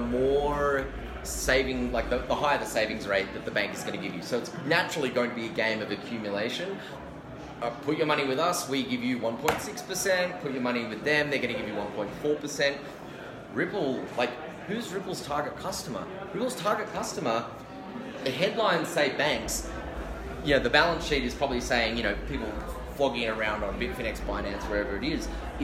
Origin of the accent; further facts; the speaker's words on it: Australia; moved away as an adult; I'm from Australia